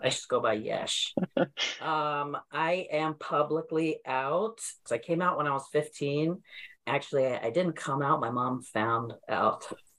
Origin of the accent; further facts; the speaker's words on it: Turlock, California, United States; moved away as an adult; also born or lived in London, United Kingdom; now in New York, United States; I was born in London, grown up in California my whole life, but I live in New York. I am a comedian. I'm 38. I use he, him pronouns, and I identify as gay.